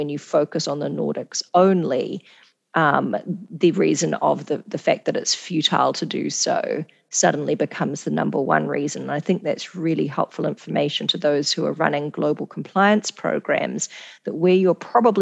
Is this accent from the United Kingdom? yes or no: no; New Zealand; moved away; also born or lived in Singapore / Canada; I'm from New Zealand, I've worked in Singapore